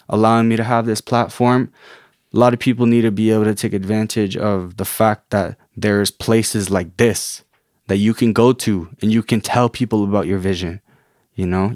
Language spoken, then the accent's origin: English; Canada; also born or lived in Guatemala; born and raised in Canada. My parents are immigrants from, um, Guatemala, refugees, actually